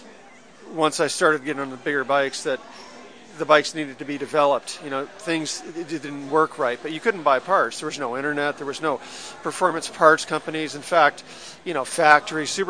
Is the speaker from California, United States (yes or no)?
yes; Marin County, California, United States; also born or lived in Hawaii; now in Venice, United States; I grew up in Marin County